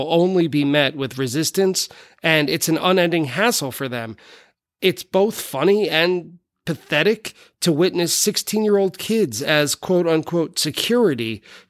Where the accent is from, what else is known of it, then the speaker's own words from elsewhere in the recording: near Jones Beach, Long Island, New York, United States; I grew up really close to it. In fact, Jones Beach is as close to a hometown venue as possible as it could be for me.